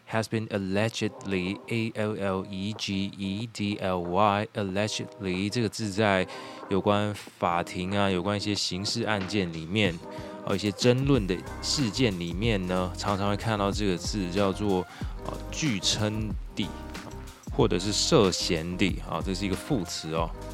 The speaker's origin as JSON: {"language": "Chinese", "town": "Xinying", "region": "Tainan", "country": "Taiwan", "tie": "born or raised there", "said": "新营算是我的家乡"}